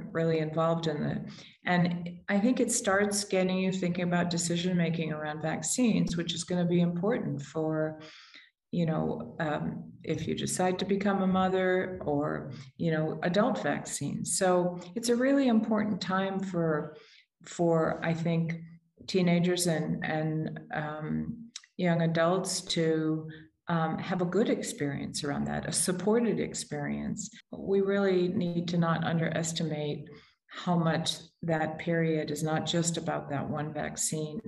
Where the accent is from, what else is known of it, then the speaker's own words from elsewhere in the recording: United States; I'm American